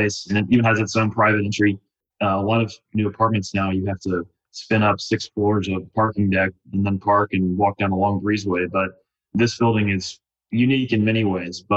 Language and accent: English; Atlanta, Georgia, United States; also born or lived in Memphis, Tennessee / Washington, D.C.; I am originally from Atlanta and born and raised here.